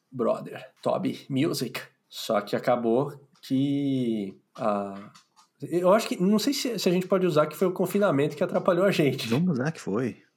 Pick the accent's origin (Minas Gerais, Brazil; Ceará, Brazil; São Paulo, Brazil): São Paulo, Brazil; Santos; Eu vim de Santos, sou …. Litoral sul paulista, que é mais em conta.